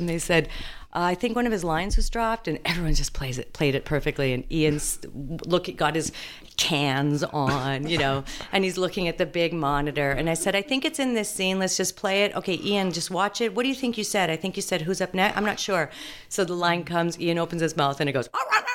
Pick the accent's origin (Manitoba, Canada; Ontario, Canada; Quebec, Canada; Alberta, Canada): Manitoba, Canada; Winnipeg; moved away as an adult; also born or lived in Toronto / Chicago; I was born in Chicago, actually Winnipeg.